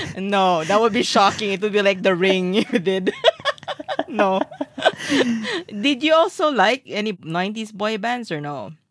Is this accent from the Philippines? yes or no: yes; Philippines; we're Filipino